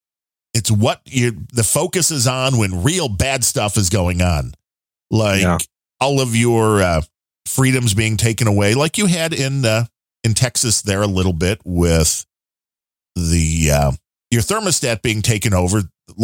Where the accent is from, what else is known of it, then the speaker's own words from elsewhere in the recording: Ireland; I'm Irish, so I'm a very white to begin with.